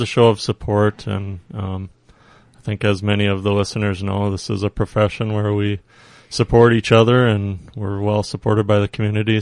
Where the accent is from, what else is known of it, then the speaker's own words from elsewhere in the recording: Faribault, Minnesota, United States; born and raised in Faribault